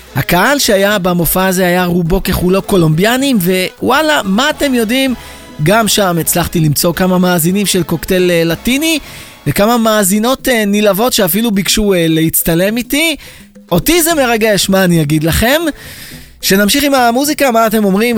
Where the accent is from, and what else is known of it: Israel